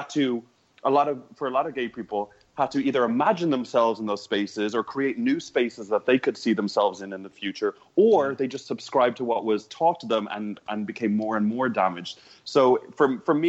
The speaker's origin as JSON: {"language": "English", "town": "Dublin", "region": "Leinster", "country": "Ireland", "also_born_or_lived": "New York", "moved": "as an adult", "said": "I'm from Dublin. I'm from Ballantyre."}